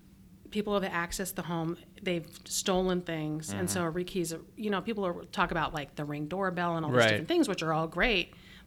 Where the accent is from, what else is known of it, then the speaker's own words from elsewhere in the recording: Phoenix, Arizona, United States; also born or lived in Tucson, Arizona; I actually grew up, I was born in Tucson and I grew up in Phoenix.